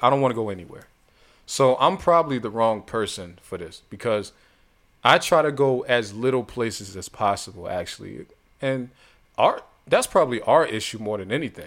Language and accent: English; Youngstown, Ohio, United States; moved away; I'm from Youngstown. Small city.